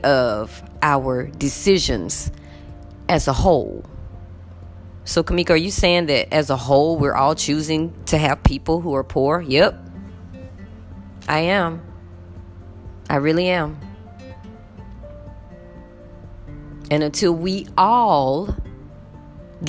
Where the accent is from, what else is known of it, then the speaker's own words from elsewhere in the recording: United States; I am American